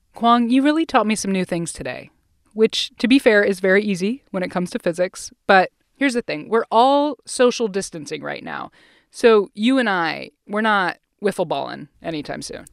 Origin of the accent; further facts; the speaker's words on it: Ohio, United States; where I grew up in Ohio